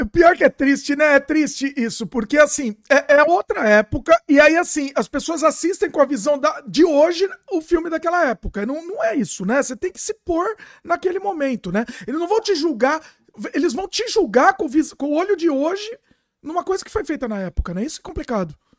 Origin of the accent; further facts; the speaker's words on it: São Paulo, Brazil; now in Canada; Eu tô no Canadá agora, mas eu sou de São Paulo.